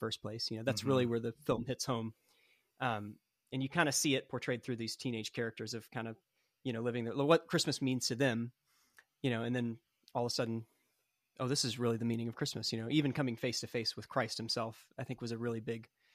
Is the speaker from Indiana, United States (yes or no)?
no; Franklin, Tennessee, United States; my hometown of Franklin, Tennessee. You know, I live about 5 minutes from where they did most of the shooting